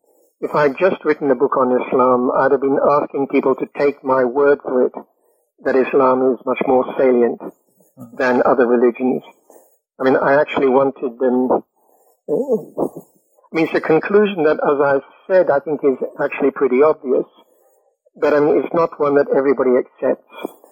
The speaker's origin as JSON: {"language": "English", "country": "United Kingdom", "said": "I said, you know, I don't have a methodology, I'm British."}